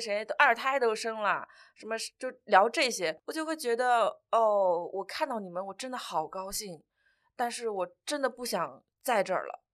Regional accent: Changzhou, Jiangsu, China; moved away as an adult; now in Shanghai, China; 我老家就是常州的

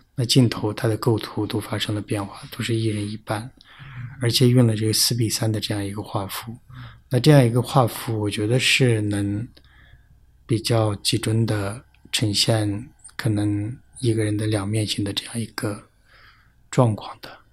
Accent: Tibetan areas, China; 在藏地不会分得那么清楚嗯。但是就我们老家那边就是，呃，宁玛巴嘛

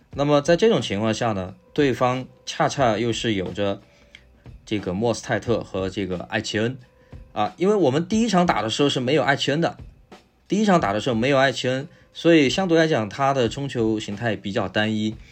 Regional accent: Sichuan, China; accent: Sichuanese; 我们说四川话

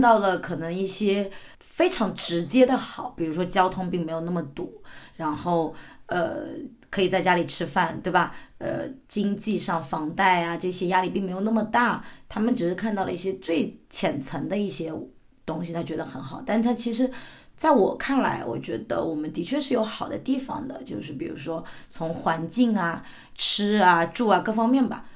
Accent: southern China, China; 我们呢是来自于十八线的一个小县城，南方的一个城市的这么一个小县城

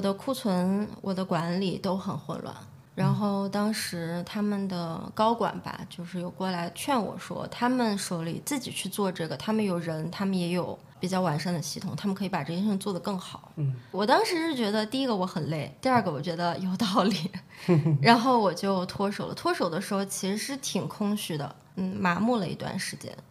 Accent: Xi'an, Shaanxi, China; moved away as an adult; also born or lived in Brighton, United Kingdom; now in London, United Kingdom; 我从西安过来嘛，我觉得西安是一个四季很分明的地方

